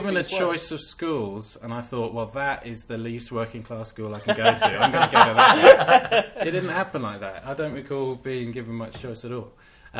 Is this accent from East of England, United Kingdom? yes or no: no; Herne Hill, London, United Kingdom; grew up in Herne Hill. Went to school in Dulwich. Hung out in Brixton. Went to Streatham Mega Bowl.